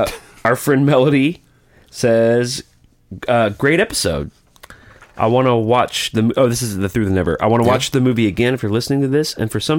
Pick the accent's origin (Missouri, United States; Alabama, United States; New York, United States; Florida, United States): Alabama, United States; I'm from Alabama.